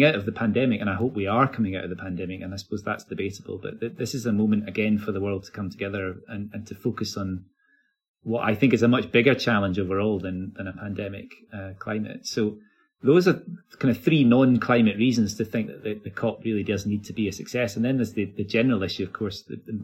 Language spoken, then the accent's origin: English; Glasgow, Scotland, United Kingdom; I live in Glasgow. I am born in Glasgow. I'm a Glaswegian. So there's a sort of story of success that I would like to be associated with my home city